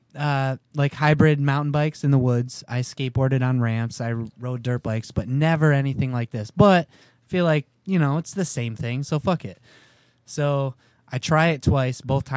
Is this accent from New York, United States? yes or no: yes; Syracuse, New York, United States; Syracuse, New York.